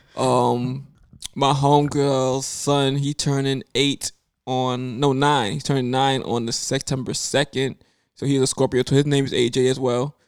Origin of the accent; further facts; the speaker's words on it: New York City, New York, United States; I grew up in Brooklyn